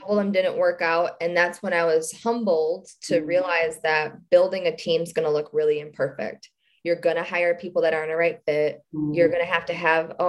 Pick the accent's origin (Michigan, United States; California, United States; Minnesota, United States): Michigan, United States; Detroit; We're from Detroit